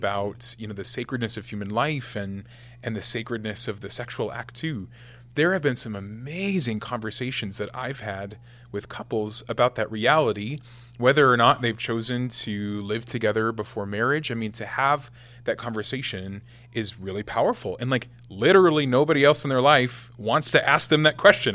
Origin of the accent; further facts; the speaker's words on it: West Point, Nebraska, United States; West Point, Nebraska is where I'm from. So, yeah, I had the same thirty-two kids in my class from kindergarten to twelfth grade.